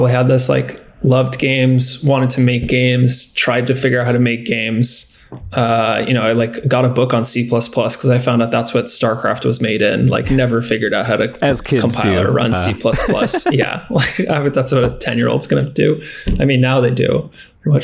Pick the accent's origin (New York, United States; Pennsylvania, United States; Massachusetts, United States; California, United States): California, United States; San Diego; also born or lived in San Luis Obispo; I was born and raised in San Diego in California